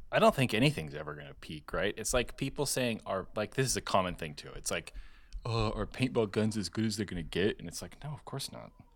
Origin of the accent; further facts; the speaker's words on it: California, United States; I grew up in California